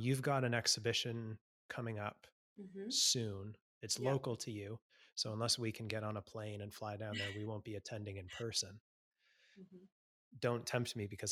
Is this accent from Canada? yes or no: yes; Canada; also born or lived in Sydney; now in Melbourne, Australia; a Canadian living in Australia